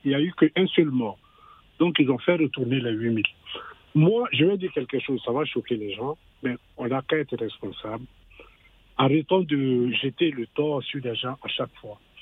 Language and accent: French; Côte d’Ivoire; moved away; je suis né, je suis né en Côte d'Ivoire